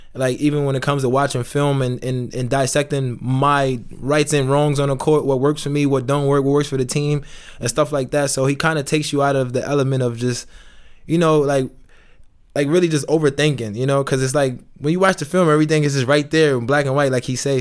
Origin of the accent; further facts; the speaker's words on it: New York City, New York, United States; moved away as an adult; now in Itzehoe, Germany; I'm from New York